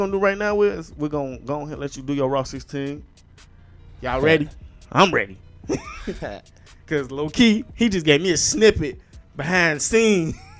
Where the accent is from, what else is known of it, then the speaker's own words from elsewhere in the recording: Terrytown, United States; it felt like I was reminiscing back when I was young and I was from Terrytown. I was on that block chilling as a kid, you feel me?